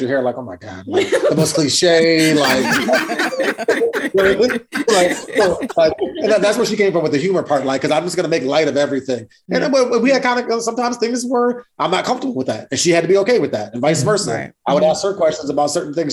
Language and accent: English; East Lansing, Michigan, United States; we grew up in East Lansing, Michigan